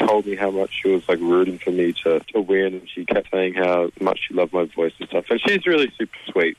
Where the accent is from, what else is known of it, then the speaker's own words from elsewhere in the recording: Echuca, Victoria, Australia; My hometown of Echuca